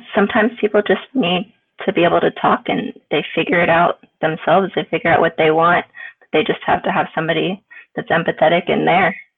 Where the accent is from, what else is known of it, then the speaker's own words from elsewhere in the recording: Daytona Beach, Florida, United States; I was born in Daytona